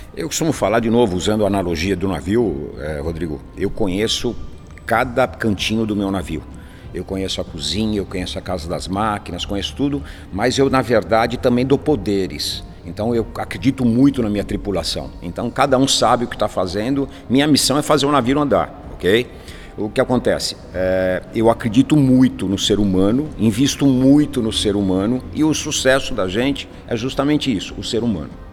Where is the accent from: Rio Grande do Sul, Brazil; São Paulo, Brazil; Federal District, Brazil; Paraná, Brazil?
São Paulo, Brazil; Nasci na Zona Norte, cresci na Zona Norte, estudei na Zona Norte